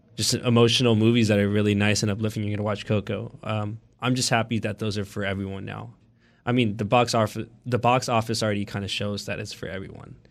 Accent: Oakland, California, United States; I've been born and raised in Oakland

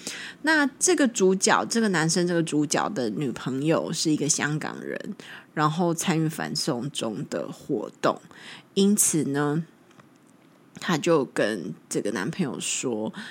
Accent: China; 我是大陆人，中国人。

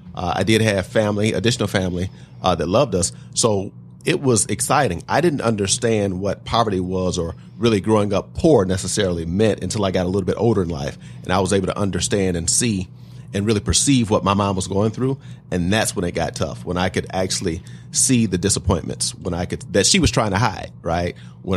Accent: Detroit, Michigan, United States; I'm actually proud to say not only that I was born in Detroit, but on the east side of Detroit, and that I was on welfare when I was younger.

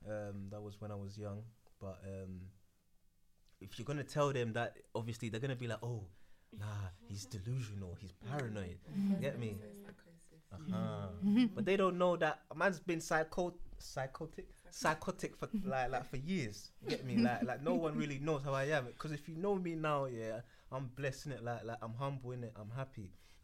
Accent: Ghana; Mm-hmm. I speak Ewe, thank you. So Ghana. Yeah, so I'm from Ghana.

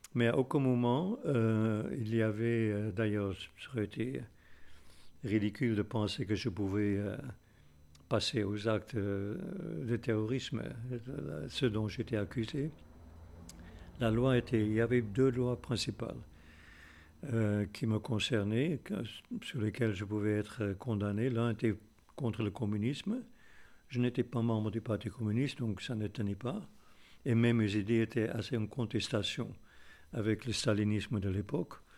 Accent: South Africa; moved away as an adult; J'ai quitté l'Afrique du Sud euh, à peine 20 ans

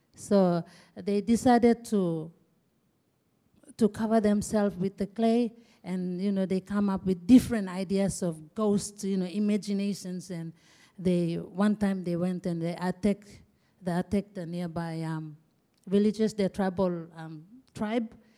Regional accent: Asaro, Eastern Highlands, Papua New Guinea; I'm from Eastern Highlands, and I am proud to be a Asaro woman. My district is Asaro.

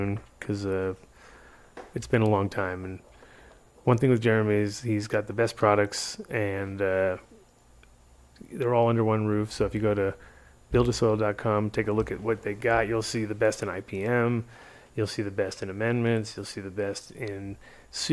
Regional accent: Rhode Island, United States; I grew up in Rhode Island

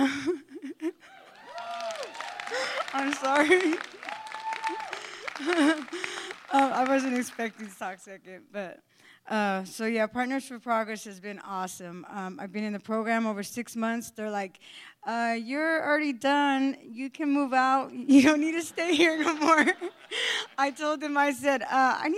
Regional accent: Arizona, United States; I'm from Arizona

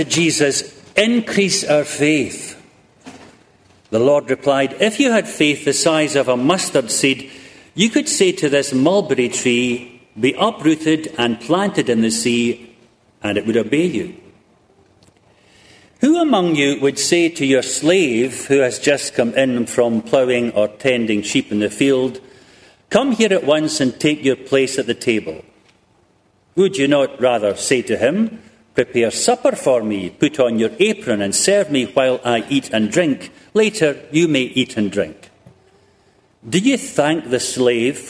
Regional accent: Scotland, United Kingdom; my home country of Great Britain, and particularly the nation of Scotland

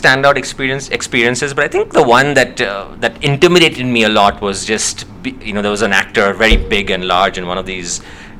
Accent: Mumbai, Maharashtra, India; moved away as an adult; also born or lived in Clemson, South Carolina, United States / Seattle, United States; now in United States; Yeah, I grew up in Mumbai in India and studied there, got my bachelor's in engineering there from the University of Mumbai.

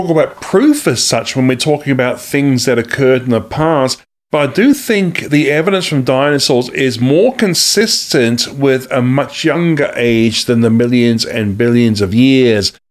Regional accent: Australia; also born or lived in New Zealand; now in United States; I actually am from Australia and New Zealand. I'm a, i was a dual national from those countries, but I'm also now an American citizen too, as of September 2019.

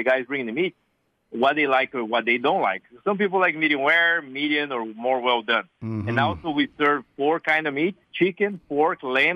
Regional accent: South Brazil, Brazil; English is a second language; moved away as an adult; also born or lived in Atlanta, Georgia, United States; now in Portland, United States; I'm from South Brazil. I'm a original Southern Brazilian. And so I grew up

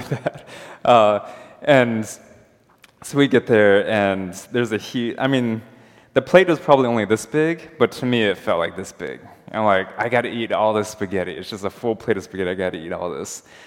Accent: United States; I'm American

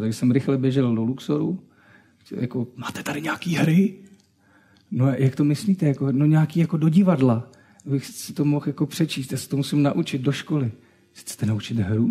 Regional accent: Třinec, Moravian-Silesian Region, Czechia; Já jsem z Třince

